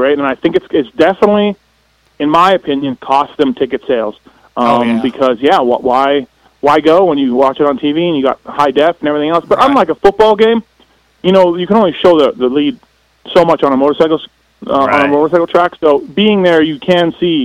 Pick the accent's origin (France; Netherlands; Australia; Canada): Canada; growing up in Canada